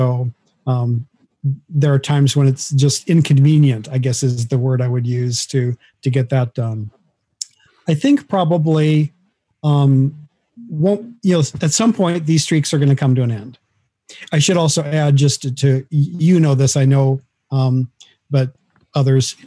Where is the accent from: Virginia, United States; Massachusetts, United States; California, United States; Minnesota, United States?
Minnesota, United States; now in Athens, United States; Minnesota, which is where I grew up and where my family lived.